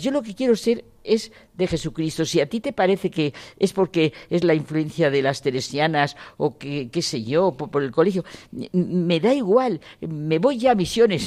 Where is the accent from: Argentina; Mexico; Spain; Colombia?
Spain; Ciudad Rodrigo, Castile and León; Nací en Ciudad Rodrigo porque fue el año 36, el año de la guerra